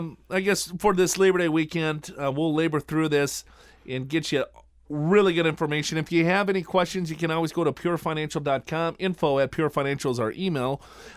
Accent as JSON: {"language": "English", "region": "Minnesota", "country": "United States", "said": "I know, right? And I'm from Minnesota."}